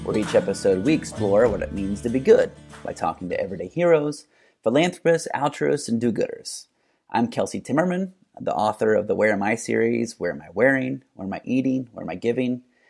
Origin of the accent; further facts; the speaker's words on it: Muncie, Indiana, United States; my hometown, Muncie, Indiana.